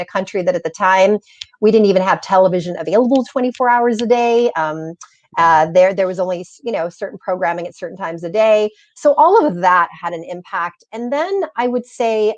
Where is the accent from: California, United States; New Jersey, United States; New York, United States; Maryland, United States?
California, United States; Southern; English is a second language; I had gone to elementary, middle, and high school, private schools here in Southern California.